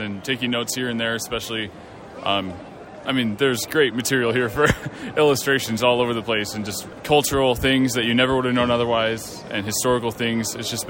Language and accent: English; Menomonee Falls, Wisconsin, United States; I'm from Menominee Falls, Wisconsin.